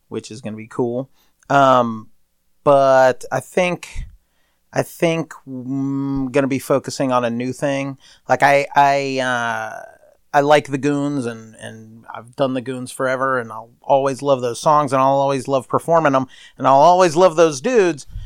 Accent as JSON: {"language": "English", "region": "East Coast", "country": "United States", "said": "We're ugly people from the East Coast"}